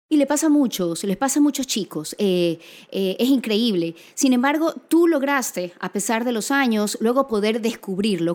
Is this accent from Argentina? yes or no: no; Guayaquil, Guayas, Ecuador; Soy guayaquileña